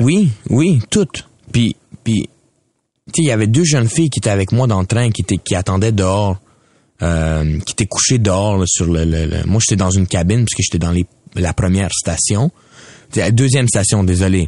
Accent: Quebec, Canada; je suis un Canadien, je suis québécois.

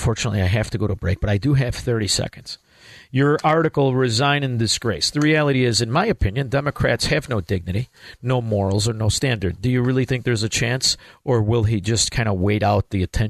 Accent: Chicago, Illinois, United States; I'm from Chicago, Illinois, land of the dead people voting, the land of the stealing elections.

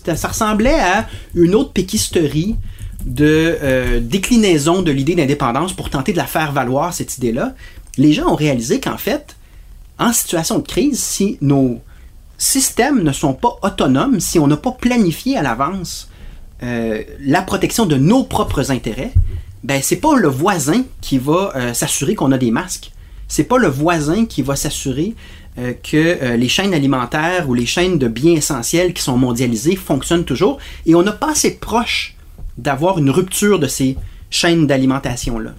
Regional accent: Quebec, Canada; on est tous québécois

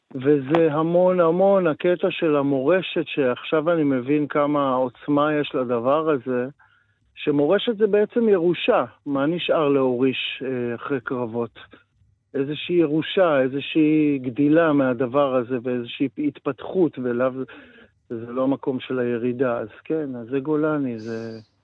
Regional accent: Metula, Northern District, Israel; moved away as an adult; also born or lived in Tel Aviv; גדלתי במטולה

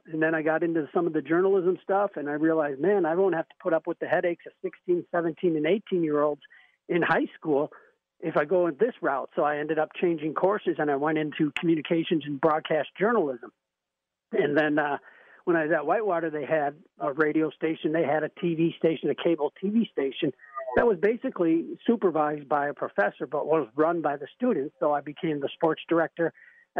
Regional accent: Brookfield, Wisconsin, United States; I grew up in the Brookfield area

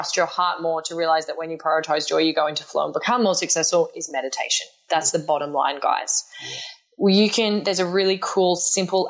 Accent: Australia; accent: Australian; my Australian accent

